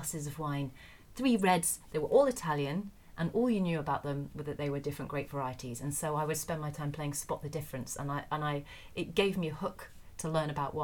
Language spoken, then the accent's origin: English; Essex, East of England, United Kingdom; also born or lived in London; I'm from Essex